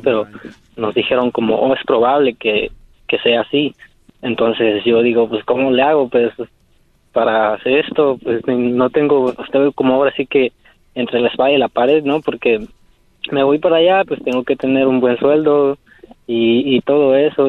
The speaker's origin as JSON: {"language": "Spanish", "region": "Querétaro", "country": "Mexico", "moved": "yes", "lives_now": "San Francisco, United States", "said": "yo soy de, de México, del estado de Querétaro"}